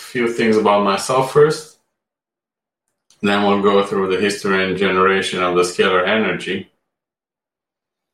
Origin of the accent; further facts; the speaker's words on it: Romania; moved away as an adult; also born or lived in Amsterdam, Netherlands; now in United Kingdom; I was born and raised in Romania, where I graduated from medical school